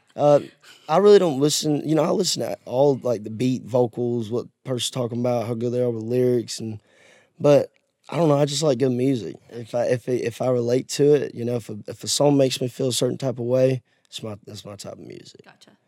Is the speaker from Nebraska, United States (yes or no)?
no; Georgia, United States; now in Nashville, United States; my hometown's on the uh, Alabama and Georgia line on yeah. the Chattahoochee River